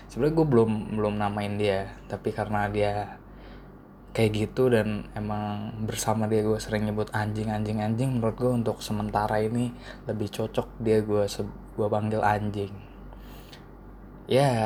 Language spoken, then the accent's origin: Indonesian; Karawang, West Java, Indonesia; plat nomornya itu T As Karawang kan gue juga asal Karawang